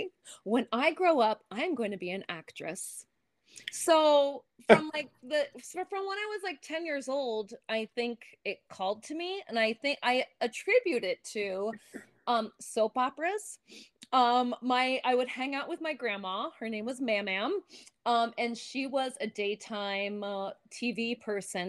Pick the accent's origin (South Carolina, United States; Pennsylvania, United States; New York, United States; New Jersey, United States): Pennsylvania, United States; Bethlehem; moved away; I grew up in Bethlehem, Pennsylvania